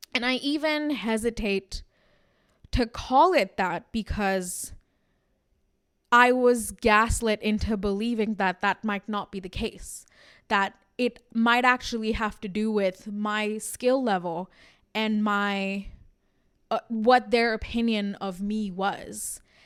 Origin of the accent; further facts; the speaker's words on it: India; we are Indians and we're proud of being Indian